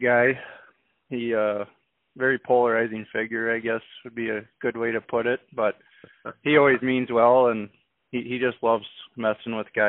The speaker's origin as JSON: {"language": "English", "town": "Harpers Ferry", "region": "Iowa", "country": "United States", "tie": "born or raised there", "said": "I grew up around Harper's Ferry."}